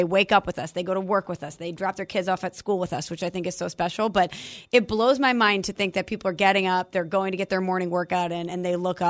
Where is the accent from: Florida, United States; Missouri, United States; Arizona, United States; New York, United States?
Missouri, United States; St. Louis; I'm from St. Louis.